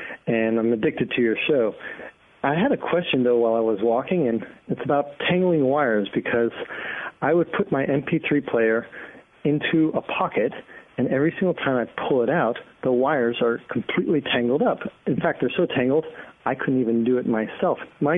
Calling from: San Francisco, California, United States; I'm calling from San Francisco

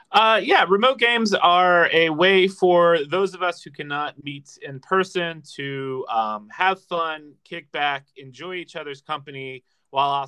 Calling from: Reston, Virginia, United States; I am currently recording from Reston, Virginia, which is about 30 minutes outside the nation's capital of DC.

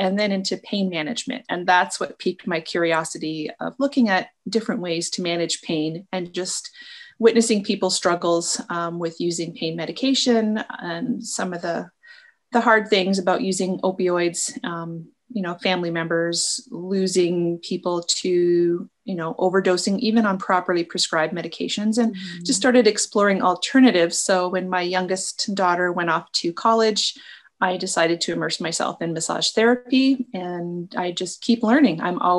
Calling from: Michigan, United States; I'm located in Northern Michigan.

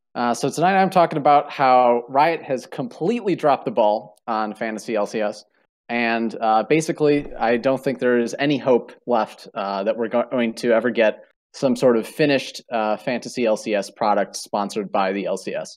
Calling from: Madison, Wisconsin, United States; I'm calling from Madison, Wisconsin

